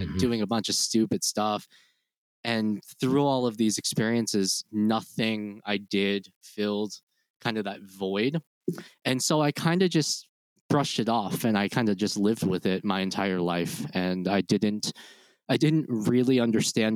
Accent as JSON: {"language": "English", "region": "rural Pennsylvania", "country": "United States", "tie": "born or raised there", "also_born_or_lived": "Daejeon, South Korea / Nashville", "moved": "yes", "said": "I grew up in very rural, Pennsylvania"}